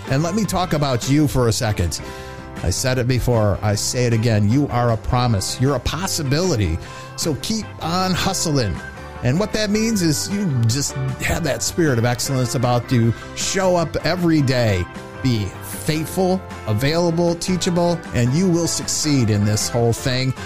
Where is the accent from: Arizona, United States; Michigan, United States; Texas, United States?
Michigan, United States; Grand Rapids; my hometown, Grand Rapids, Michigan